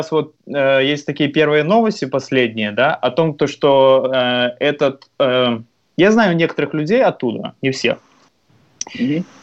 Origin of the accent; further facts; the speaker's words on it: Belarus; Мы, мы белорусы, поверьте, мы очень мирные, очень открытые, очень дружелюбные, очень приятные люди